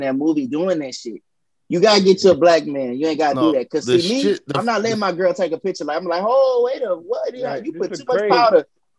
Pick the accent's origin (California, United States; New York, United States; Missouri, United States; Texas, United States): Texas, United States; Houston; I'm from Houston, Southside.